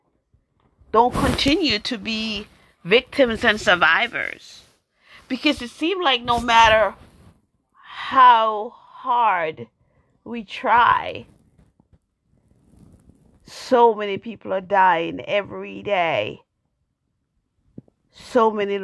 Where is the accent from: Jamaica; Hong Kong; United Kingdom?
Jamaica; now in United States; I am African American, born in Jamaica.